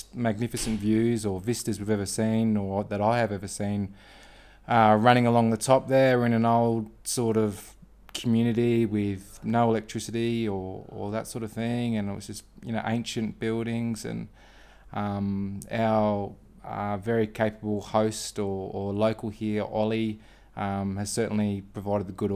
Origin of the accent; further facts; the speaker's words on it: Brisbane, Queensland, Australia; I'm from Australia, sunny Brisbane in Queensland